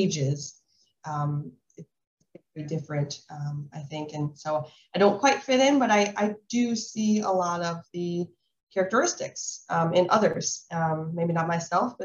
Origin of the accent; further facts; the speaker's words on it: Illinois, United States; moved away; I'm originally from Illinois